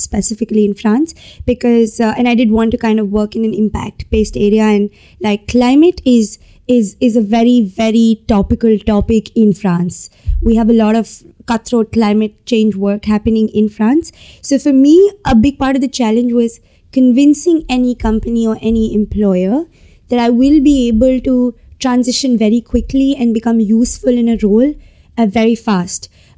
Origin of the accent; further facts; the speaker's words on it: India; So I come from India. I moved around a lot when I was a child in India growing up.